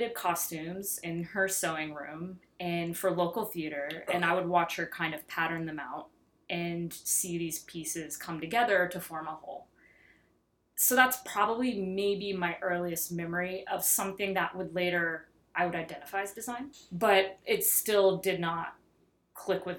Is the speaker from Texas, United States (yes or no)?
yes; Texarkana, Texas, United States; growing up in Texarkana, Texas